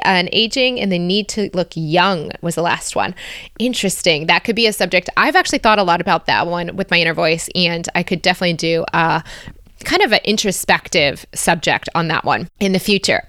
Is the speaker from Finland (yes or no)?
no; United States; also born or lived in Australia; now in Belgium; As an American living in Belgium